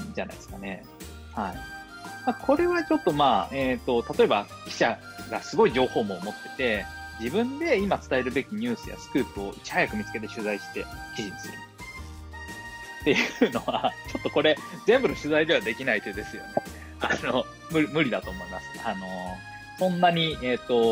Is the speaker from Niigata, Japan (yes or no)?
no; Tokyo, Japan; moved away as an adult; also born or lived in Oita / Oda, Shimane; now in Shimane, Japan; 1985年、大分生まれ東京育ち